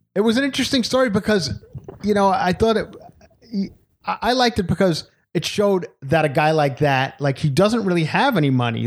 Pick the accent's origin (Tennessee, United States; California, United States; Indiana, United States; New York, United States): New York, United States; Long Island; moved away; my hometown of Long Island